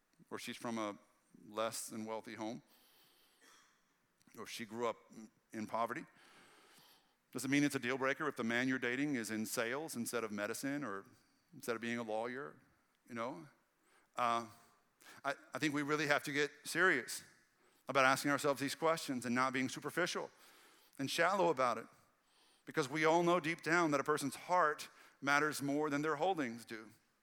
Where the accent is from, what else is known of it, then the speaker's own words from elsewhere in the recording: Red Lick, Texas, United States; that's what I grew up with in Red Lick, Texas. We didn't get our seafood fresh daily. You know, like it was out in the sticks, and I was country poor.